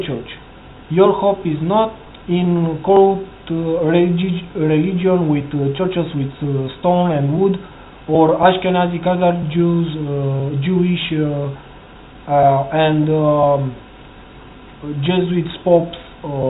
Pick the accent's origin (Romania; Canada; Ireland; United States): Romania; English is a second language; I'm from Romania, country from EU.